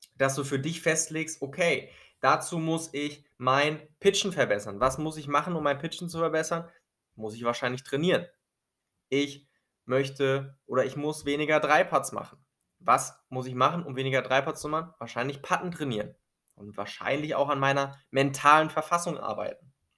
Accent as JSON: {"language": "German", "country": "Germany", "said": "bei uns in Deutschland"}